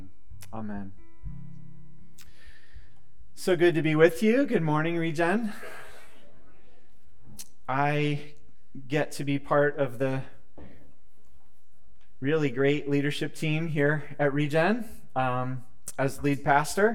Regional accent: United States; As an American people

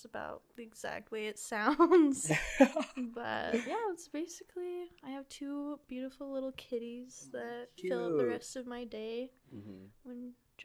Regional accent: Lehi, Utah, United States; I grew up in Lehi, which my high school mascot was a Mormon pioneer.

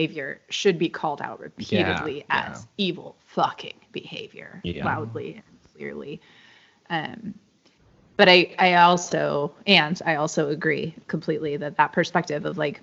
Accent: San Jose, California, United States; now in San Diego, United States; So we live in San Diego now, but I grew up in San Jose in the Silicon Valley.

